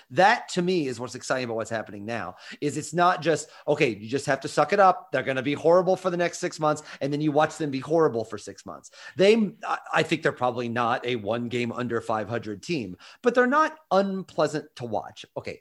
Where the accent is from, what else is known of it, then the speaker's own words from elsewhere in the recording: Midwest, United States; moved away as an adult; also born or lived in New York; now in Athens, United States; I'm from the Midwest